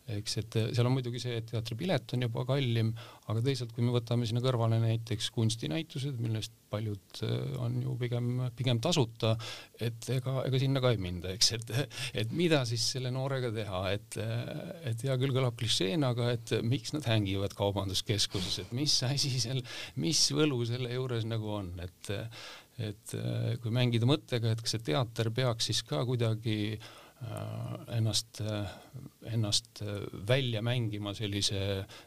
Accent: Valtu, Rapla County, Estonia; moved away; ma olen maakohast äh, pärit Raplamaalt äh, Valtust ja, ja seal seal koolis käinud

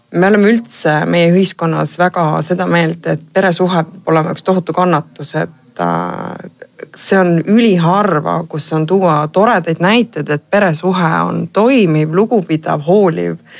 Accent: Pärnu, Pärnu County, Estonia; ma olen ise Pärnust pärit

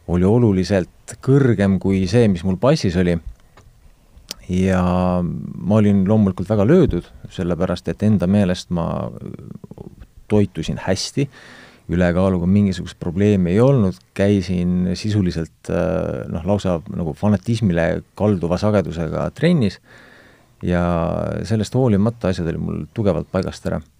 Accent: Estonia; olen mõnes mõttes väga tavaline Eesti mees

